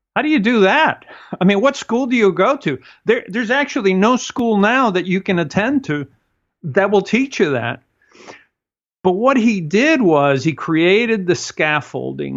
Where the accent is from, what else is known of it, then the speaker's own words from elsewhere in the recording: Cuba; moved away; I come from Cuba, and in Cuba, we stand very close to each other